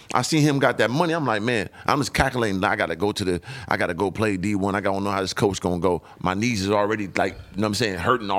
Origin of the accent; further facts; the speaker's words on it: San Diego, California, United States; also born or lived in Atlanta / Illinois / Phoenix; now in Los Angeles, United States; I grew up in San Diego. Then I went to like a junior college in Atlanta.